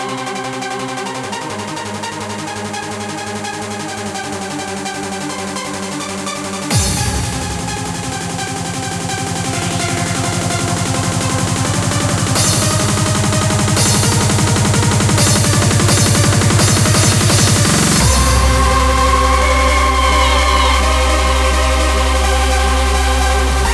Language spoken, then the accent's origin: English; Sutton, London, United Kingdom; also born or lived in Croydon; I'm not from Epsom. I'm Sutton, innit? Officially Sutton, by about, I don't know, 400 yards